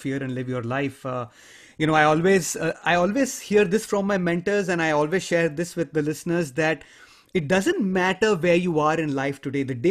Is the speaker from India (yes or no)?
yes; India; I grew up in a culture, I come from India, I grew up in a culture where stranger danger is a reality.